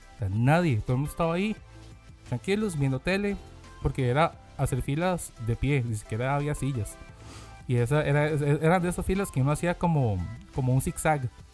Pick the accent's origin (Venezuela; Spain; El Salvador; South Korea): South Korea; now in Costa Rica; yo como soy coreano